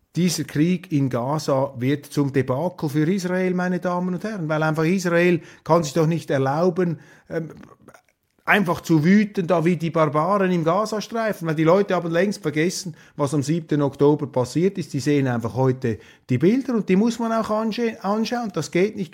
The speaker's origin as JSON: {"language": "German", "country": "Switzerland", "said": "als Schweizer"}